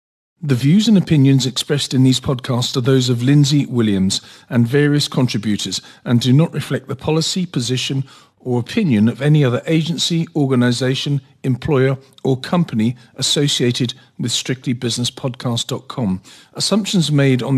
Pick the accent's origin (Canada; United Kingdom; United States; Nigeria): United Kingdom; England; now in South Africa; I mean, I've still got a British passport. I'm still English, although I don't live there and haven't lived there for a long time. I'm still English